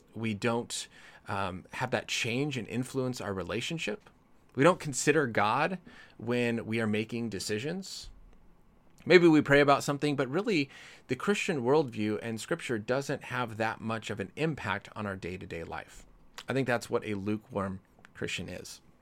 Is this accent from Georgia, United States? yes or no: no; Colorado, United States; now in California, United States; I grew up in Colorado.